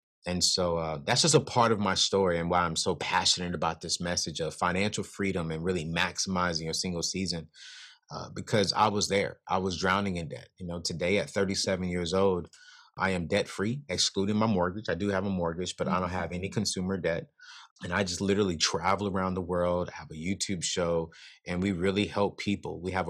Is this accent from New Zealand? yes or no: no; California, United States; also born or lived in North Carolina; And so growing up in California with my mom, other dad, and siblings, and then I spent half of my life on in North Carolina with my dad and other mom. And so I'm literally West Coast, East Coast kind of guy